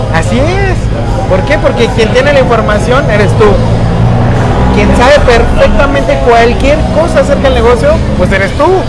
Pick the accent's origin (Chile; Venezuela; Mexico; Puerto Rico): Mexico; somos mexicanos